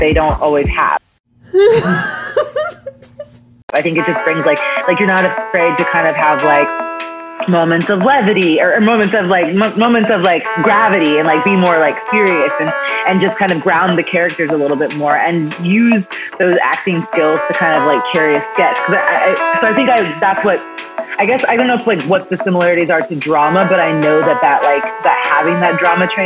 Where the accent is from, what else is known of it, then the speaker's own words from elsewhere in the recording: Kansas City, United States; moved away; also born or lived in Chicago; I'm originally from Kansas, City.